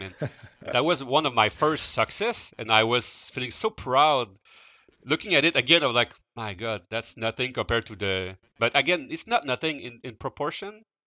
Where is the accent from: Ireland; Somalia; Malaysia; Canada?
Canada; Quebec City, Quebec; I grew up in Quebec City, um, so I did not move, uh, at all during my, uh, my youth.